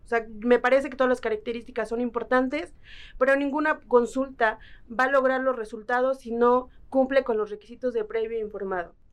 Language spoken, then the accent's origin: Spanish; Lerma, State of Mexico, Mexico; soy de una comunidad indígena otomí que se llama Huitzicilapan en el municipio de Lerma, en el Estado de México